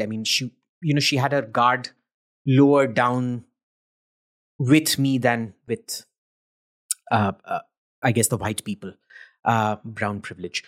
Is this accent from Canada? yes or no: no; India; being an Indian